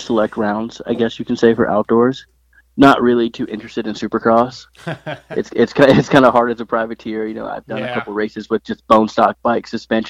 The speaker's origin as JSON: {"language": "English", "region": "Maryland", "country": "United States", "said": "I'm from Maryland"}